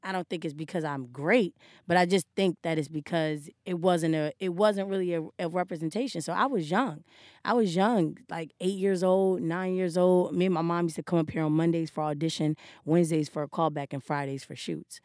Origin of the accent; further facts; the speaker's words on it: Wilmington, Delaware, United States; moved away as an adult; Delaware, Wilmington.